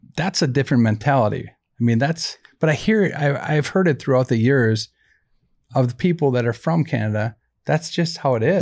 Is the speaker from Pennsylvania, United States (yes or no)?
no; Saint Paul, Minnesota, United States; born and bred on Saint Paul's East Side